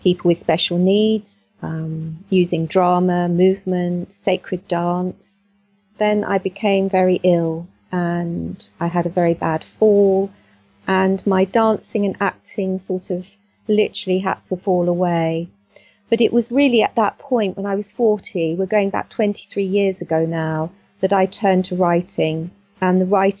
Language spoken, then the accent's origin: English; Middlesex, London, United Kingdom; also born or lived in South Wales; I grew up in Middlesex